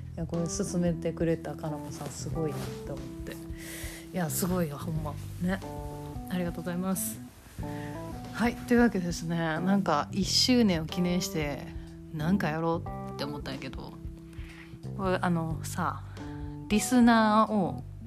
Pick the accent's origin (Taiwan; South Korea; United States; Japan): Japan; Kansai; accent: Kansai-ben